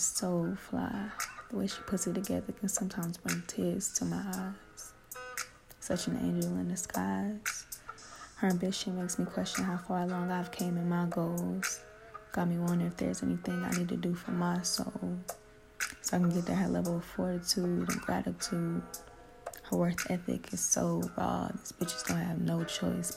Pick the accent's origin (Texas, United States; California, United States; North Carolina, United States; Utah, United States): North Carolina, United States; Durham; I am from Durham, North Carolina, born and raised.